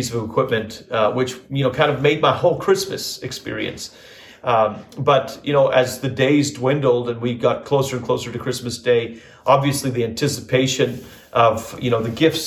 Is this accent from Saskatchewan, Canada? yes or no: no; Northern Alberta, Canada; moved away; And home for me was Northern Alberta, Canada. I don't know if maybe you don't know, but I was born and raised in Canada.